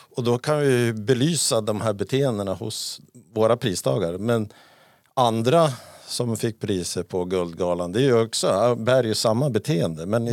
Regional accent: Sweden; jag var från Sverige

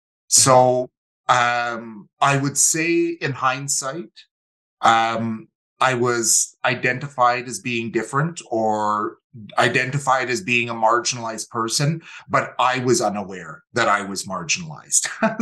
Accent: Calgary, Alberta, Canada; also born or lived in Winnipeg; So came from the Métis homeland, but we moved to Calgary in 1985. So I was 9 years old and grew up in Calgary. And for my mother and myself, Calgary is definitely home.

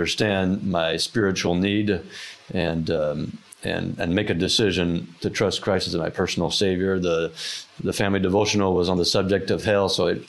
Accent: France; also born or lived in Norfolk, Virginia; Yes, I was born in Norfolk, Virginia, and when I was two, my parents went to France to be missionaries and had a planting ministry there for over 25 years.

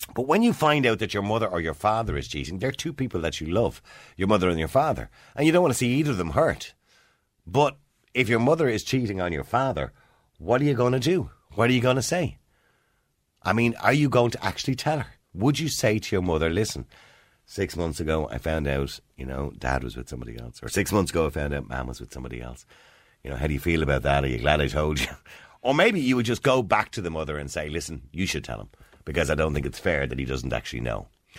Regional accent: Ireland; we're Irish, Mary. We don't tan easily.

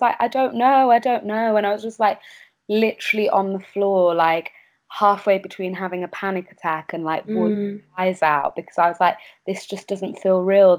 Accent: Kendal, North West England, United Kingdom; moved away as an adult; now in London, United Kingdom; I grew up in Kendal, actually, in the Lake District.

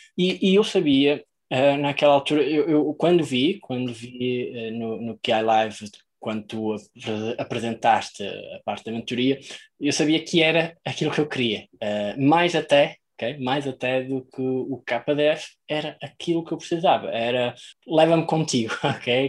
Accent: Maia, Norte, Portugal; venho da Maia, que é no norte de para lá do Rio Douro

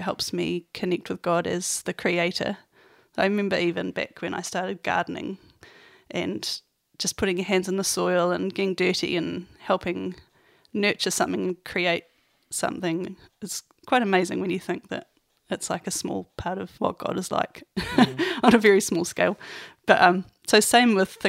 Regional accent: Nelson, New Zealand; also born or lived in Auckland; now in Christchurch, New Zealand; I come from Nelson

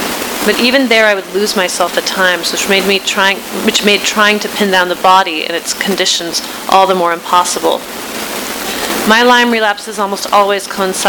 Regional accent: Iran; now in United States; when I found my home country rather unsurprisingly on the list of six countries that have been designated problems according to this administration

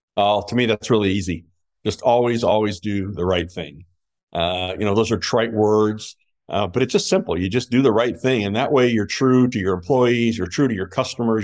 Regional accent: Fort Wayne, Indiana, United States; in my hometown where all my friends and family could come see me play

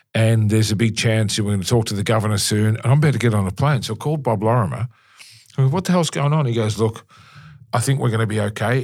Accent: Melbourne, Victoria, Australia; in Melbourne, in my hometown, I love Melbourne

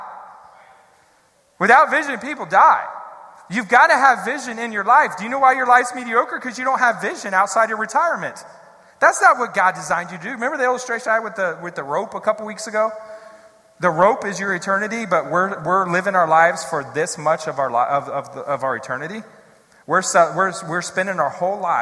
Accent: Columbus, Ohio, United States; moved away as an adult; also born or lived in Pennsylvania / Texas / Missouri; now in Columbus, United States; I'm from the west side of Columbus originally.

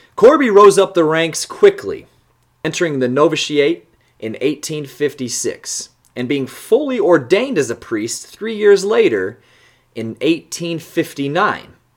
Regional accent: Fort Wayne, Indiana, United States; my hometown of Fort Wayne, Indiana

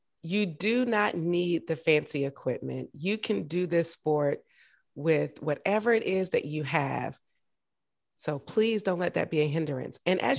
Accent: Augusta, Georgia, United States; now in Washington, DC, United States; I'm from Augusta, Georgia, and in Augusta, we had some really cool recreation centers when I was growing up.

